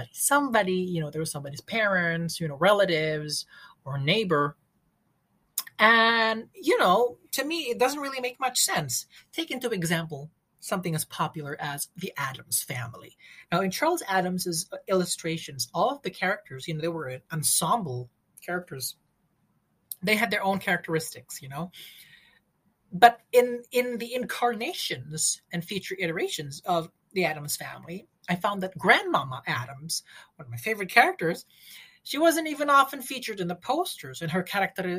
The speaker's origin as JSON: {"language": "English", "country": "Indonesia", "said": "I'm from Indonesia."}